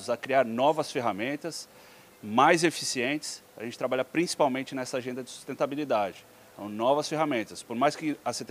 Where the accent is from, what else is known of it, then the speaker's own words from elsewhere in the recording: São Paulo, Brazil; Eu sou filho de piracicabanos mesmo, uhum. meus pais estudaram na Exalc, foram servidores públicos, cresci em São Paulo